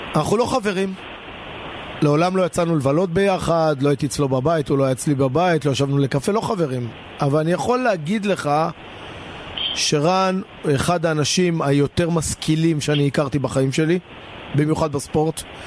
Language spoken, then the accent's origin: Hebrew; Israel